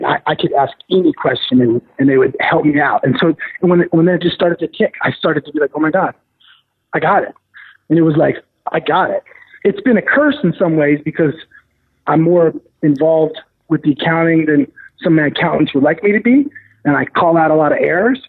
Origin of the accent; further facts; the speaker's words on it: Portland, Oregon, United States; moved away as an adult; also born or lived in San Francisco; I'm from Portland, Oregon